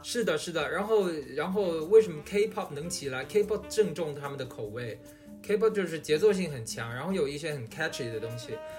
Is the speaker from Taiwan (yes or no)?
no; China; moved away as an adult; now in United States; 即使咱们知道我是中国人